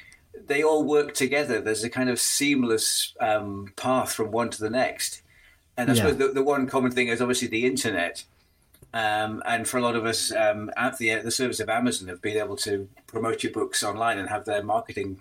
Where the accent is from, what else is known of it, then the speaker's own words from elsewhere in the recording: Northumberland, North East England, United Kingdom; now in Derbyshire, United Kingdom; my hometown in Northumberland